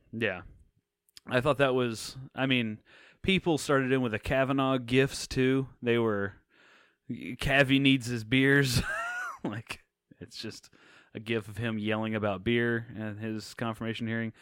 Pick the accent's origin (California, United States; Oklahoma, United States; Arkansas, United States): Oklahoma, United States; Purcell; now in Dallas, United States; my hometown of Purcell, Oklahoma